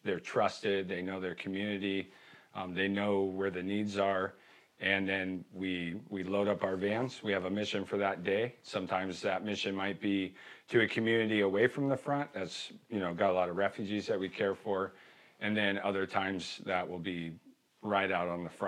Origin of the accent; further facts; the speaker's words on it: United States; I'm an American